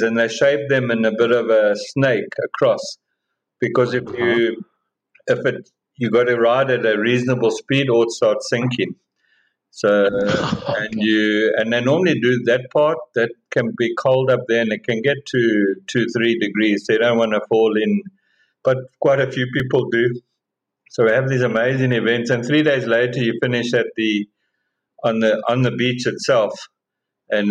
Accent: South Africa; as a South African

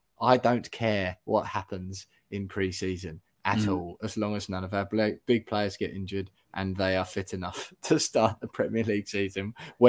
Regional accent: South Woodham Ferrers, East of England, United Kingdom; my hometown of Southwood and Ferrers.

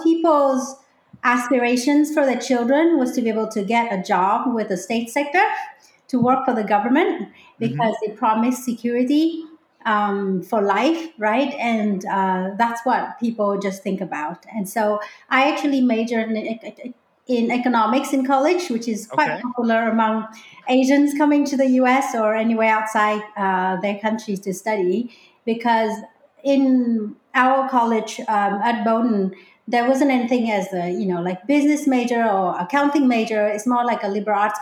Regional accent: Hanoi, Vietnam; English is a second language; moved away as an adult; also born or lived in Hong Kong / Maine, United States; now in Whidbey Island, United States; I am from Hanoi, Vietnam, which is the capital city of Vietnam.

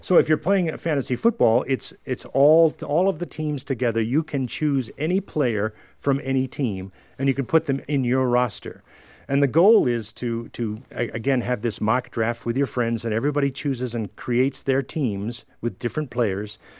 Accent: New York, United States; I was from New York

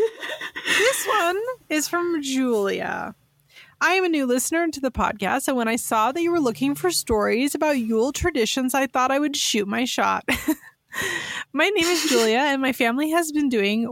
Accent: San Francisco Bay Area, California, United States; I grew up in the San Francisco Bay Area

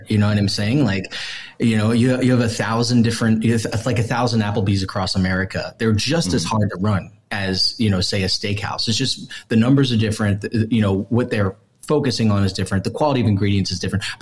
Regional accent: East Coast, United States; now in Las Vegas, United States; I'm from the East Coast

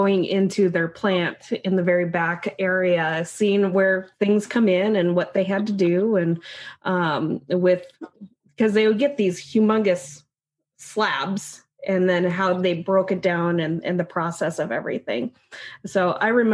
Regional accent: Issaquah, Washington, United States; growing up in Issaquah

